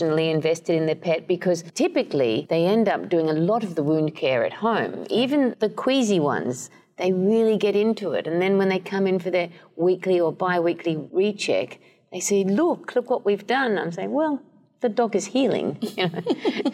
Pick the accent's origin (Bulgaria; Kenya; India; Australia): Australia; moved away as an adult; also born or lived in Canada / Edinburgh, United Kingdom / Cambridge, United Kingdom; now in East Lansing, United States; I'm Australian originally